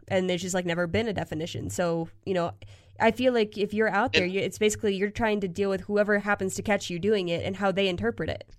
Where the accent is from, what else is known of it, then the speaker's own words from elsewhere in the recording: Pennsylvania, United States; now in Colorado, United States; growing up in Pennsylvania